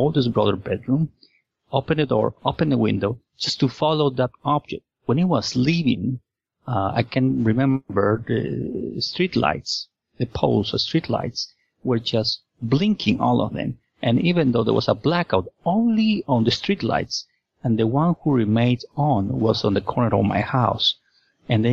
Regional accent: Lima, Peru; I was born and raised in Lima, Peru

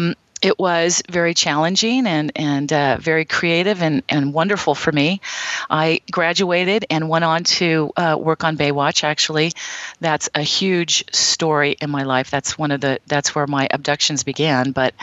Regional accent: Midwest, United States; moved away as an adult; also born or lived in California; Basically, I'm a girl from the Midwest. I grew up in the Bible Belt. Nothing spectacular about my life whatsoever, just a genuine Midwestern girl.

